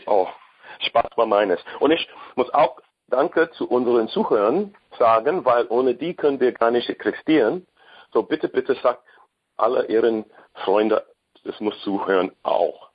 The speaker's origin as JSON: {"language": "German", "country": "United States", "second_language": "German", "said": "Ich bin Amerikaner sowieso"}